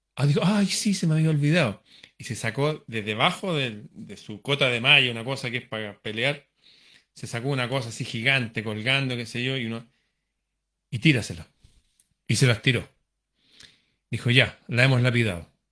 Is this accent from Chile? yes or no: yes; Chile; mi país, Chile